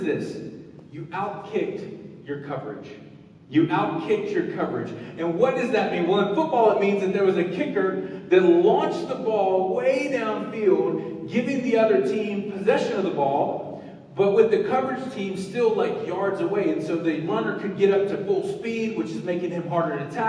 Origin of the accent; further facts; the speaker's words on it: the South, United States; When I was growing up in the South, everything was about football